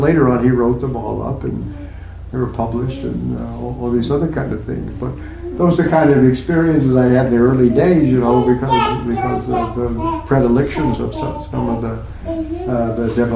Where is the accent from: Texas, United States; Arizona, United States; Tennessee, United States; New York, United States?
Texas, United States; moved away; also born or lived in Oklahoma; part of my life, I grew up in Texas and Oklahoma